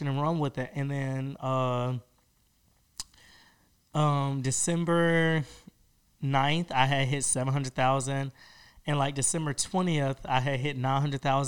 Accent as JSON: {"language": "English", "region": "Georgia", "country": "United States", "tie": "born or raised there", "also_born_or_lived": "Miami, Florida", "moved": "as an adult", "lives_now": "Los Angeles, United States", "said": "I came back to Georgia"}